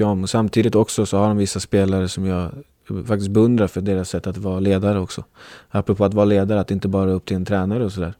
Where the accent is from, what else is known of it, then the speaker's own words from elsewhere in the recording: Uppsala, Uppsala County, Sweden; jag är från Uppsala